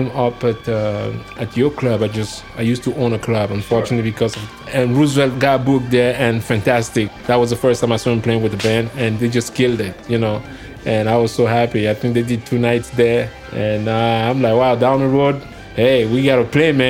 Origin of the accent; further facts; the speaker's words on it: Cameroon; also born or lived in New York City; now in Florida, United States; I was born in Cameroon, close to the water